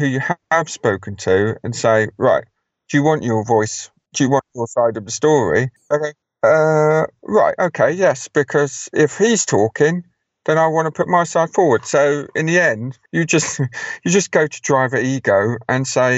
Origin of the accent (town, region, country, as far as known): United Kingdom